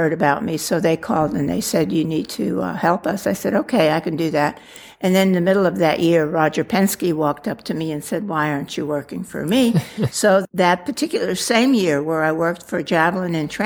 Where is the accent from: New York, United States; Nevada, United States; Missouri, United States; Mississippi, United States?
New York, United States; Long Island; growing up in Long Island, New York